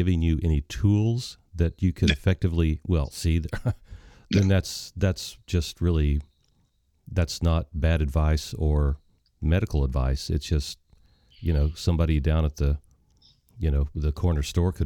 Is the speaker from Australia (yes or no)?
no; Missouri, United States; I grew up in Missouri